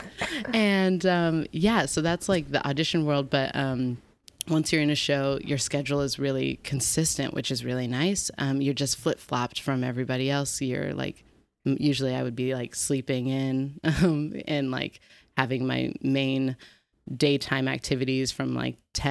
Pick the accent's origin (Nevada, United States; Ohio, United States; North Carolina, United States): Nevada, United States; Reno; moved away as an adult; also born or lived in Los Angeles, California; now in New York, United States; I was born and raised in Reno, Nevada